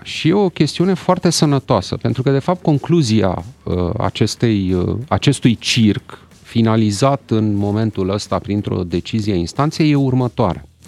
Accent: Romania; noi românii

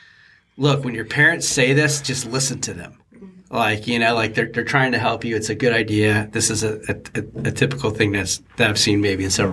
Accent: Cajun, Louisiana, United States; accent: Cajun; first language English; now in Cincinnati, United States

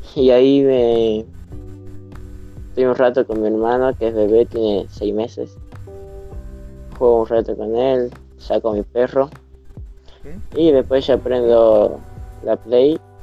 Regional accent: Salta, Argentina; Soy argentino de la ciudad de Salta

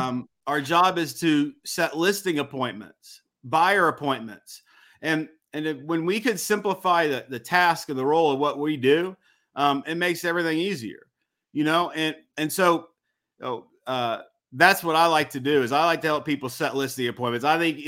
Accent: Missouri, United States; And I came from Missouri. I didn't know anybody here. I talk like a country redneck

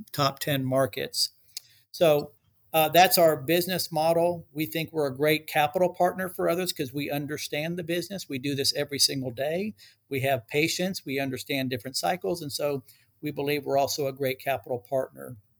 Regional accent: Dallas, Texas, United States; also born or lived in Cincinnati, Ohio / Ecuador (parents); I've lived in DFW, uh, Texas, uh, most of my life

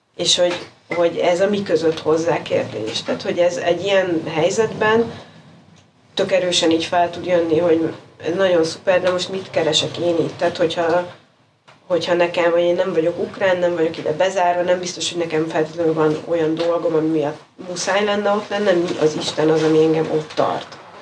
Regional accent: Hungary; first language Hungarian; moved away

